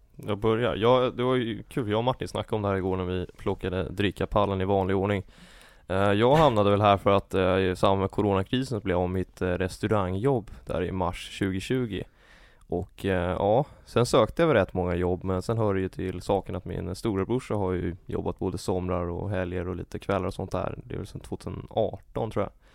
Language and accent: Swedish; Täby, Stockholm County, Sweden; jag är från eh, Täby